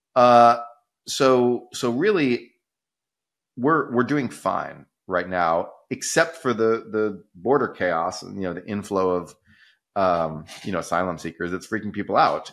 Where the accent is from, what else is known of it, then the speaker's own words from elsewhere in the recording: Texas, United States; I'm from Texas